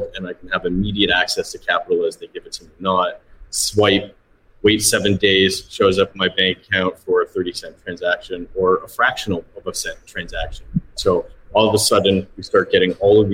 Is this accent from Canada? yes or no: yes; Toronto, Ontario, Canada; now in Cayman Islands; I'm from Toronto